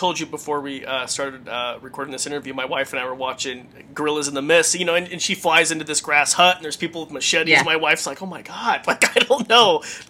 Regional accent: Idaho, United States; I'm from Idaho

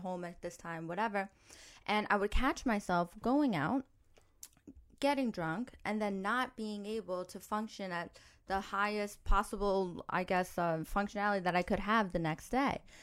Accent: New York, United States; I grew up in New York

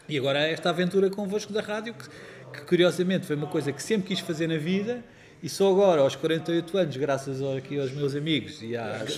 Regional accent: Lisbon, Portugal; moved away; also born or lived in Castelo Novo / Alcaide / Castelo Branco; ter nascido naquele grande galinheiro chamado Maternidade de Alfreda Costa

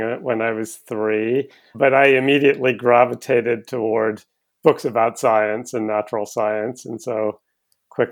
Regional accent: Cambridge, East of England, United Kingdom; I was born in Cambridge in England in 1960

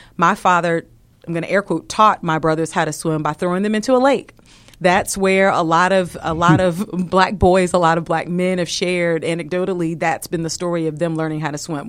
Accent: Virginia, United States; moved away as an adult; now in Atlanta, United States; I hail from Virginia

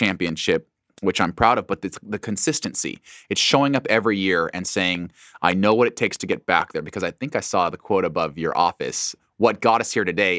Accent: Boise, Idaho, United States; short, stocky, white kid growing up in Boise. Not exactly someone that would be pegged as a track and field Olympian one day, but Boise is a wonderful place to grow up.

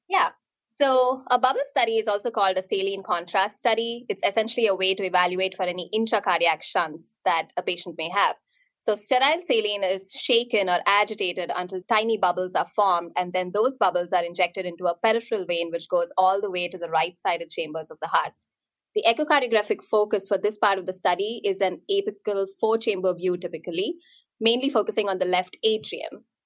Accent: India; also born or lived in Kansas City; now in Pittsburgh, United States; I'm originally from India

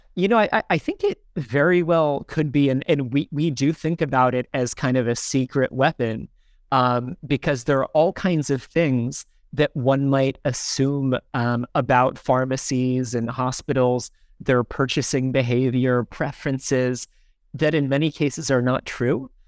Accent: Sparta, New Jersey, United States; moved away as an adult; also born or lived in Ghana; now in Lagos, Nigeria; I'm from a small town in New Jersey called Smar-, Sparta, New Jersey

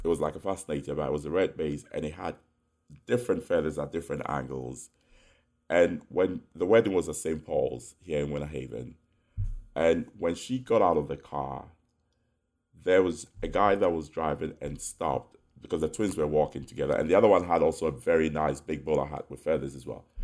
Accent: Ghana; also born or lived in United Kingdom / New York; now in United States; my friends that we grew up with in Ghana, in the UK

